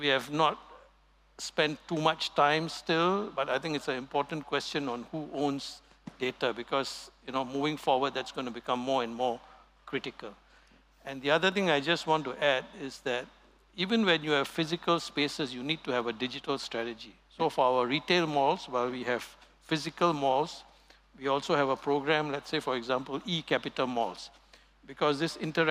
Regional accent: Singapore; our heritage as being pure Singaporean

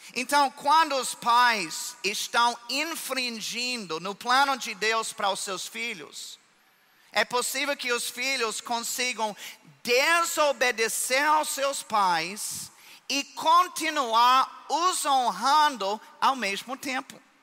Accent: United States; Portuguese is a second language; moved away as an adult; now in Brazil; eu sou americano, mas eu já sou mais brasileiro do que isso

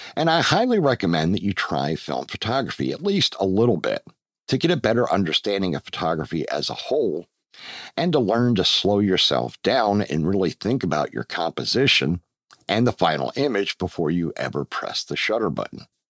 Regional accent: Pennsylvania, United States; moved away as an adult; also born or lived in Georgia; now in Roxboro, United States; my home state of Pennsylvania

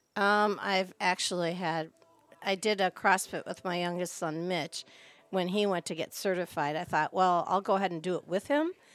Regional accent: Minneapolis, Minnesota, United States; also born or lived in North Shore of Chicago, Illinois; now in Green Lake, United States; I grew up in, well, was raised, born in Minneapolis, Minnesota, then we transferred to the North Shore of Chicago

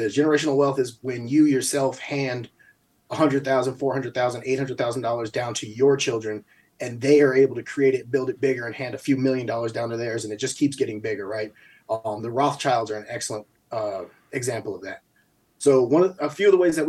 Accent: Albany, United States; moved away; also born or lived in New Mexico; growing up in Albany, we got a lot of family members who won't be able to retire

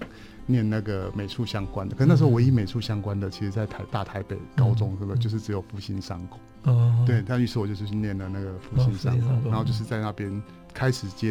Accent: Taipei, Taiwan; 我在台北，

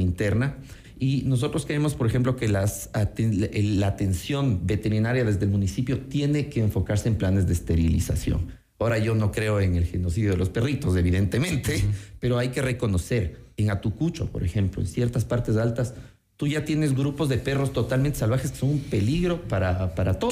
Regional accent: Quito, Pichincha, Ecuador; soy un quiteño que ama su ciudad

